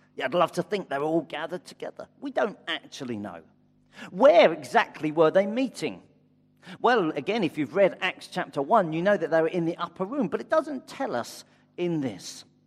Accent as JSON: {"language": "English", "country": "United Kingdom", "said": "I'm white British"}